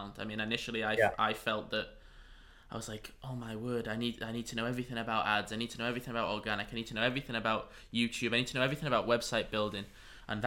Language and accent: English; San Diego, California, United States; my hometown, La Jolla, which is probably about 20 minutes from here